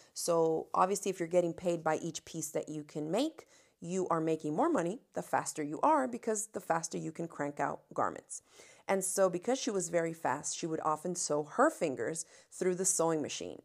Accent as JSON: {"language": "English", "town": "Miami", "region": "Florida", "country": "United States", "tie": "born or raised there", "said": "I come from Miami, Florida, where, uh, I grew up with no air conditioning."}